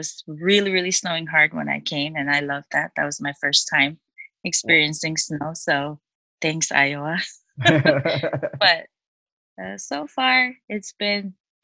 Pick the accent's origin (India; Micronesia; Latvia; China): Micronesia; Chuuk; moved away as an adult; also born or lived in Guam; now in United States; I was born and raised in Chuuk, and I went to Guam in 2012.